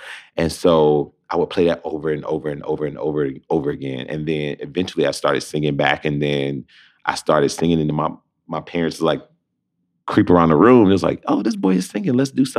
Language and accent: English; Detroit, Michigan, United States; Just through and through Motown. I feel like Detroit has blessed me with a gift of, you know, spreading the art to the world about my city.